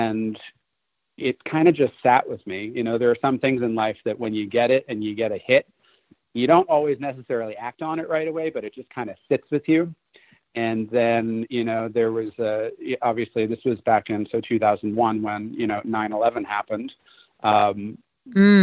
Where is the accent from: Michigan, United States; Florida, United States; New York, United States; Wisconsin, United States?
New York, United States; moved away; I'm originally from New York